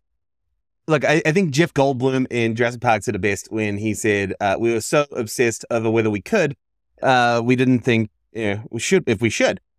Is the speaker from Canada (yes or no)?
no; New Zealand; I grew up in New Zealand